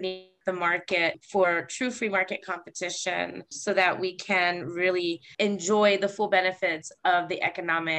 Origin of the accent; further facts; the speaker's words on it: Falls Church, Virginia, United States; also born or lived in Washington, D.C. / Colorado; now in Oklahoma, United States; I'm from Virginia. I was born in Washington, D.C., and then I grew up in Arlington and in Falls Church, Virginia.